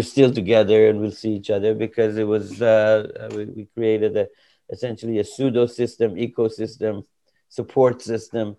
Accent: Iran; moved away as an adult; now in United States; I came from Iran. And this was about 2-3 years before the revolution that happened there. And I came to study.

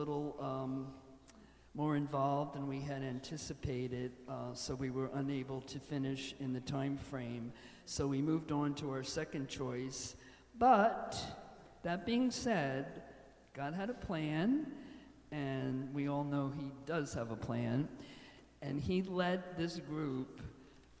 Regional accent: Toms River, New Jersey, United States; having been born and raised in Toms River, I grew up with this church in the center of the town

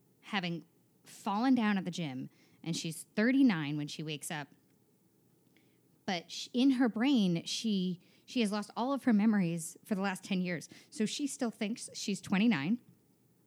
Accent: small town New York, United States; moved away as an adult; also born or lived in Maryland; now in Los Angeles, United States; I'm from small town New York, about an hour north of the city

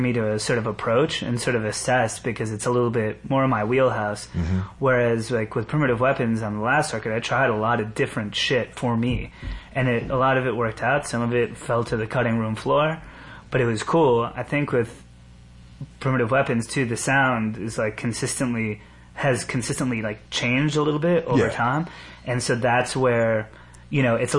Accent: New York, United States; growing up around New York, the beauty of it is that all these motherfuckers are in one big soup

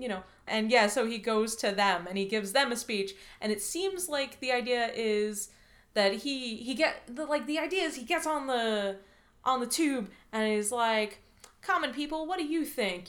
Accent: United States; as an American

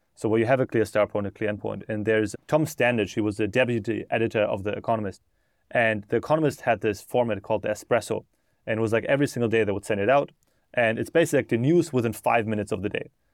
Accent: Germany; moved away as an adult; now in United States; I grew up in Germany, and then I moved to America in twenty sixteen

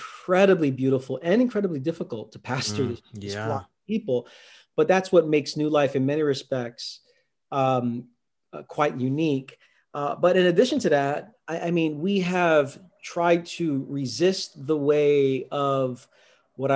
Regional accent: New York City, New York, United States; also born or lived in Queens; I'm from Brooklyn, lived close to Shea Stadium

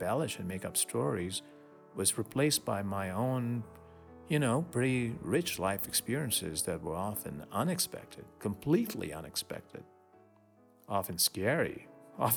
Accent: Mumbai, Maharashtra, India; a little boy growing up in Bombay in India, a suburb of Bombay

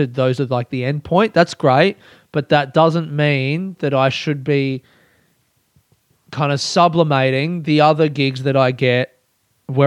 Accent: Australia; growing up in Australia

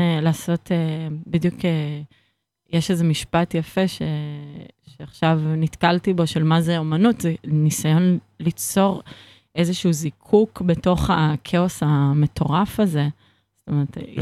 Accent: Israel; כי אני מכאן

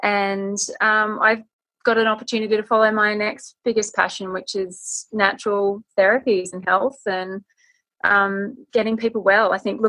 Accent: Gold Coast, Queensland, Australia; also born or lived in Borneo / Solomon Islands / New Guinea / Fiji; I grew up a lot in the South Pacific Islands. My dad was in forestry. And so we sort of grew up from when I was about 5 years old in Borneo, Solomon Islands, New Guinea, Fiji. And when I was about 10, I ended up coming back here to the Gold Coast

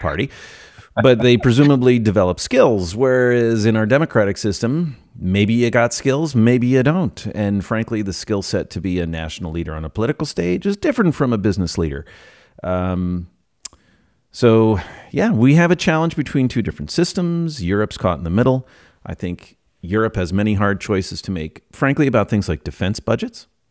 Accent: United States; as an American

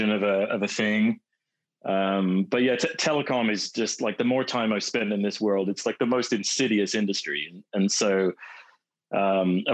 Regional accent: United Kingdom; moved away as an adult; also born or lived in Manchester; now in West Coast, United States; my British roots

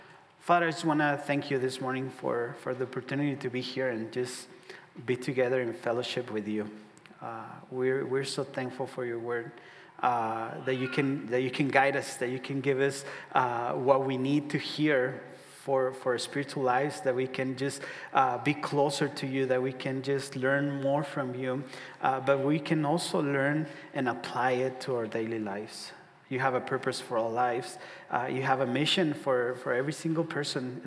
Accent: Ciudad Juárez, Chihuahua, Mexico; now in Omaha, United States; I'm from Ciudad Juarez, border city with El Paso, Texas. So if you think of El Paso, just look a little bit down, and that's going to be Juarez right there. So I was born there. I moved to Omaha.

